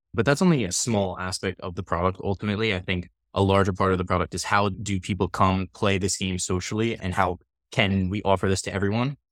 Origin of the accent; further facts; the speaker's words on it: New York, United States; also born or lived in Pennsylvania; I grew up on the East Coast, I'm, I'm born and raised in New York